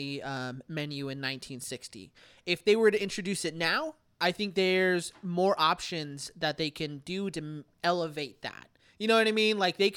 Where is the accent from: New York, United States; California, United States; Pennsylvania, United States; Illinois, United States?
California, United States; San Diego; But I'm from San Diego.